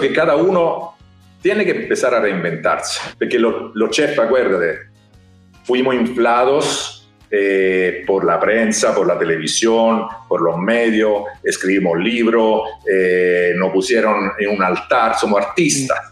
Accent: Rome, Lazio, Italy; moved away; Nosotros somos de Roma

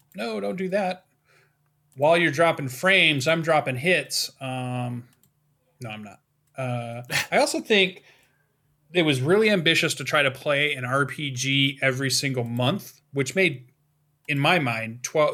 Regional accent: Western Michigan, United States; my hometown, which is a pretty small town. We have our own little gaming convention that sits at the top of Western Michigan University

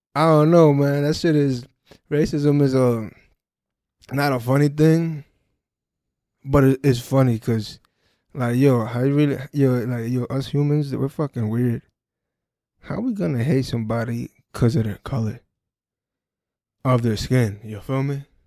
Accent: Perth Amboy, New Jersey, United States; my hometown, New Jersey, Perth Amboy

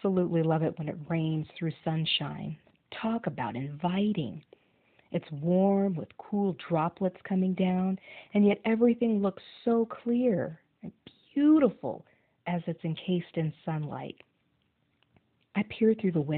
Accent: Thornton, Colorado, United States; I'm from Thornton, Colorado

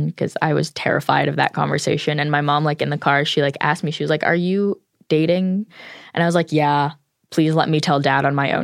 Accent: Montclair, New Jersey, United States; I'm 16, and I'm from Montclair, New Jersey

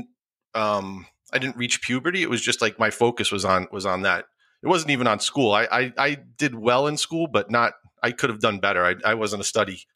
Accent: Rockland County, New York, United States; also born or lived in Bronx, New York; My parents moved up to Rockland County when I was a year old, and I've been there ever since

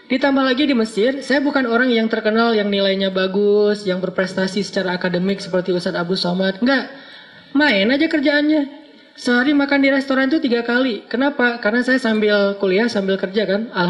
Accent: Aceh, Indonesia; Karena beda culture antara Jawa sama Sumatera. Sumateranya Aceh pula. Yang di kampung saya itu memang markasnya GAM juga.

